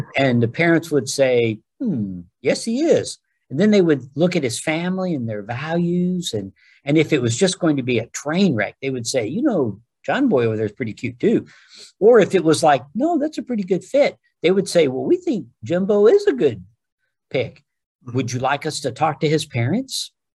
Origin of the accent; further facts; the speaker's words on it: United States; I'm an American